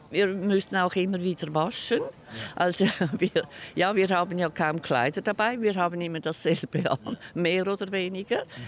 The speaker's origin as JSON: {"language": "German", "region": "Zurich", "country": "Switzerland", "said": "Und ich komme aus Zürich"}